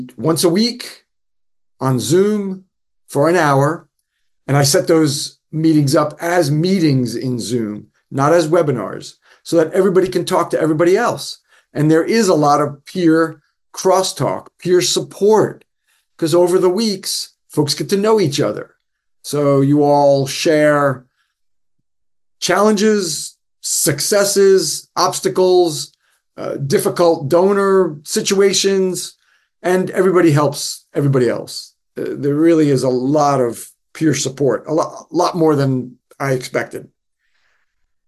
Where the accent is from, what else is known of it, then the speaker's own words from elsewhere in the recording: northern New Jersey, United States; now in North Carolina, United States; I'm from New Jersey, up near New York City, northern New Jersey